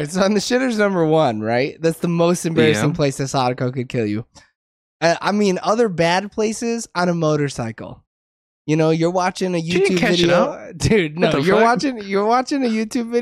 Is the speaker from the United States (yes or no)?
yes; United States; It's in my blood as an American